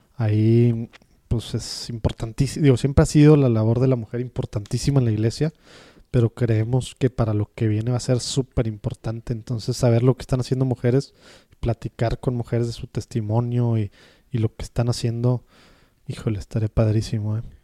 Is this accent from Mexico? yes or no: yes; Mexico; como mexicanos